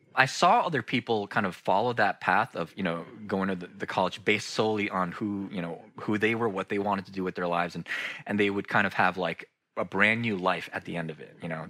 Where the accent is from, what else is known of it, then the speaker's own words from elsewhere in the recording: United States; I'm a, a second generation Korean American and uh, which means I was born here in the States, but my parents had immigrated from South Korea not long before I was born.